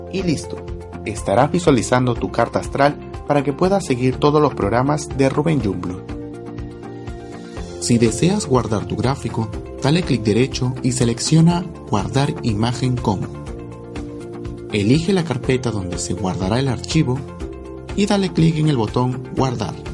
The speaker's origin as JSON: {"language": "Spanish", "region": "Arequipa", "country": "Peru", "tie": "born there", "said": "Arequipa, Arequipa."}